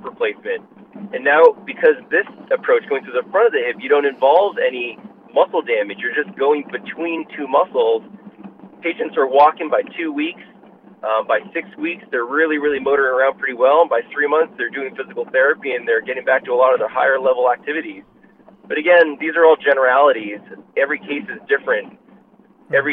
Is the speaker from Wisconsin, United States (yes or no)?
no; Boston, Massachusetts, United States; moved away as an adult; now in Los Angeles, United States; I was born and raised in Boston, was there for 30 years before I moved out